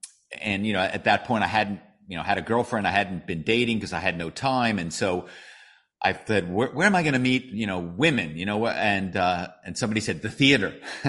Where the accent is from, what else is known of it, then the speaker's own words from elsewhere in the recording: Philadelphia, Pennsylvania, United States; My hometown is Philadelphia